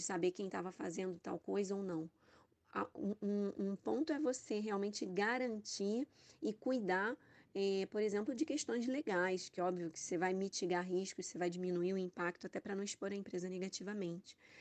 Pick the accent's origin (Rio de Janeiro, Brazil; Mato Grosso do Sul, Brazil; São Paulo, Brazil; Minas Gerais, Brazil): Rio de Janeiro, Brazil; sou carioca